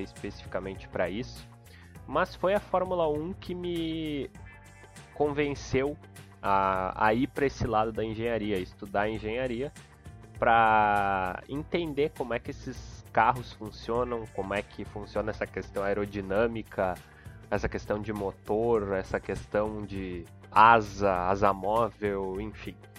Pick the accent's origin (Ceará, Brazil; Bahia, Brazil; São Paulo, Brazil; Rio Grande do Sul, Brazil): Rio Grande do Sul, Brazil; sou gaúcho, moro em Porto Alegre